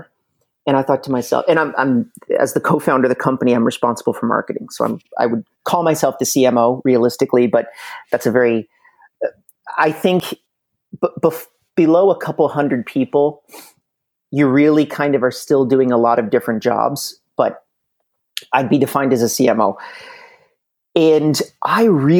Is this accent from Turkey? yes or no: no; Canada; also born or lived in Montreal, Canada; from planet Earth, more specifically in Montreal, Canada